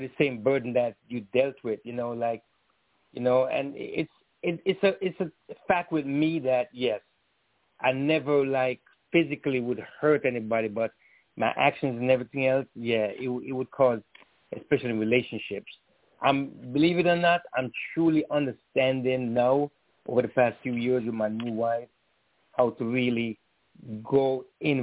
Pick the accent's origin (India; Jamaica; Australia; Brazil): Jamaica; My family, like growing up in Jamaica and all that, we were very tight-knit